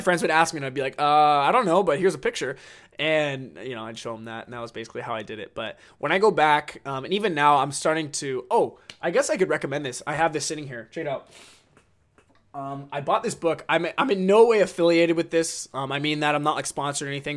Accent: United States; I'm American

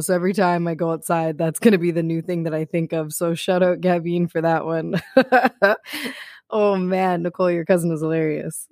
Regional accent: Toronto, Ontario, Canada; I am from Toronto, Canada, and here we got a lot of snow.

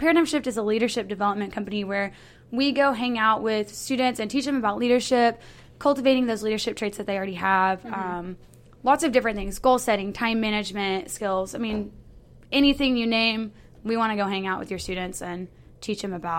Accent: Muskogee, Oklahoma, United States; I'm from Muskogee, Oklahoma.

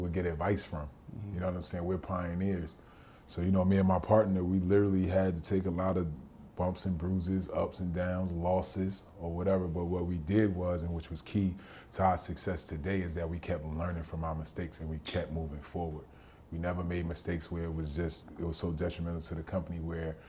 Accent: New Jersey, United States; I grew up in New Jersey during the D.A.R.E. era

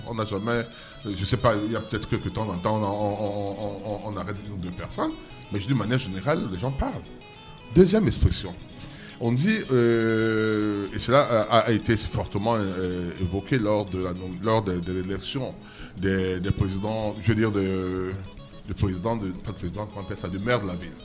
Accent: Douala, Littoral, Cameroon; also born or lived in Sanaga-Maritime; je suis né à Douala

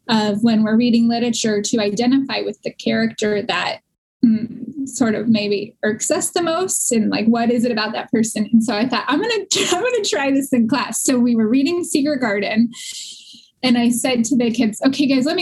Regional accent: Warren, Michigan, United States; born or raised there

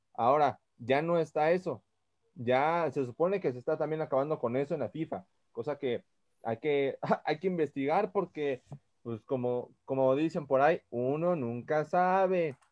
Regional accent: Mexico; somos mexicanos

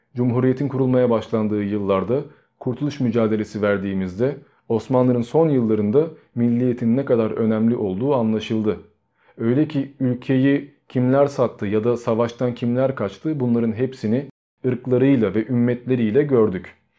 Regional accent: Turkey

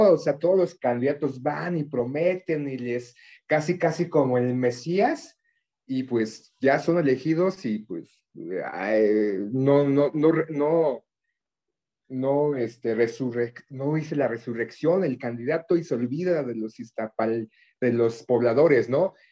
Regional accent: Mexico; desde niños nos inculcan de alguna forma pues somos de México, somos un país cristiano católico

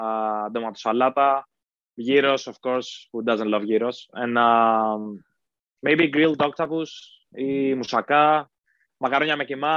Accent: Heraklion, Crete, Greece; also born or lived in Athens; now in Dublin, Ireland; Home in Greece is Athens. I'm originally from Crete

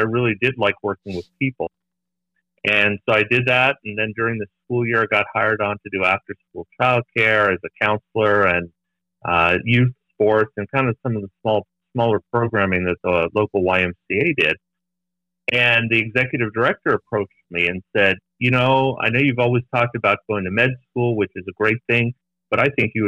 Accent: Los Angeles, California, United States; I was born and raised in Los Angeles, Northeast Los Angeles, in a small community called Eagle Rock

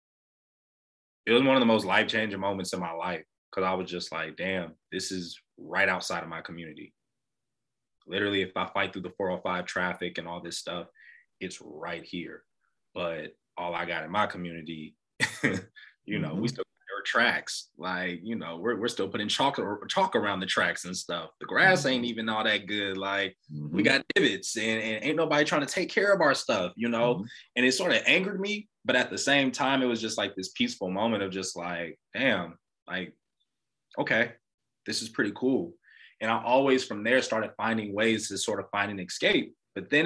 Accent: Los Angeles, California, United States; born or raised there

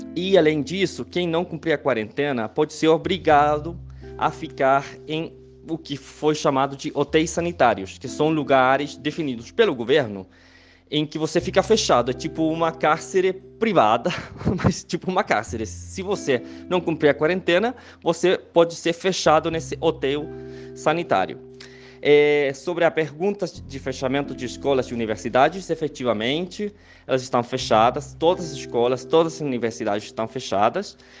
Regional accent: Chile; Portuguese is a second language; also born or lived in Santiago, Chile; eu sou chileno, moro em Santiago do Chile

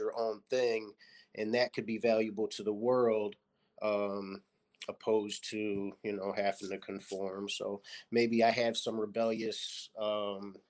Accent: Lockport, New York, United States; I grew up in Lockport, New York, which is a small city outside of Buffalo in Niagara Falls, New York

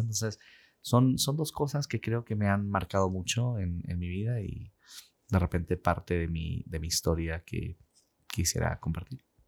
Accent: Peru; moved away as an adult; now in Utah, United States; Y pues nací, crecí en el Perú. A los 21 años salí de Perú para venir a Estados Unidos.

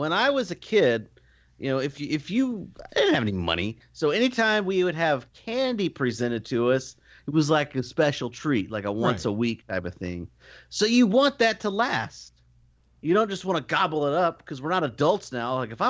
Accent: New York, United States; Like, I'm from New York.

